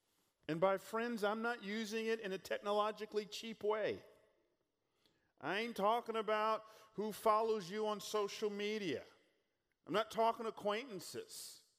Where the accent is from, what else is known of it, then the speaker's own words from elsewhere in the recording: California, United States; Again, our family moved here a couple years ago from California. They say we're from Northern California, the Bay Area, but if you look at the map, that's actually Central California.